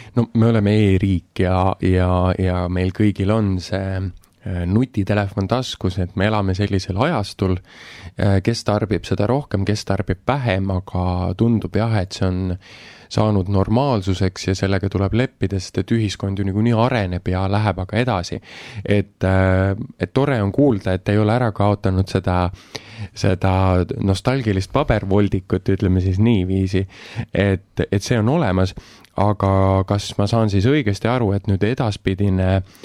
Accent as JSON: {"language": "Estonian", "town": "Viljandi", "region": "Viljandi County", "country": "Estonia", "tie": "born or raised there", "said": "olles ise põline viljandlane"}